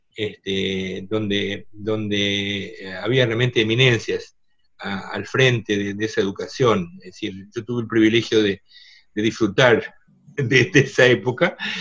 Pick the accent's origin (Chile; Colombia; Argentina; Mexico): Argentina; Yo soy segunda generación argentinos. Mis padres ya nacieron en Argentina